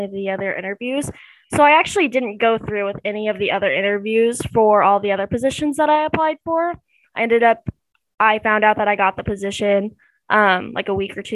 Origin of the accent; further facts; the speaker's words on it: Olathe, Kansas, United States; I'm from Olathe, Kansas